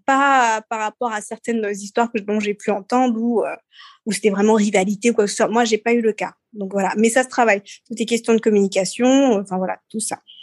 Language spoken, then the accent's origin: French; Seychelles; now in France; je suis née aux Seychelles